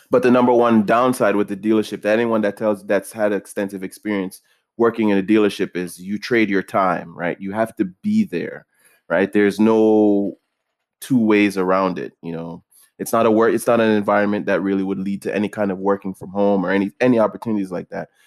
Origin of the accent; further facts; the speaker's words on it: Jamaica; moved away; growing up in Jamaica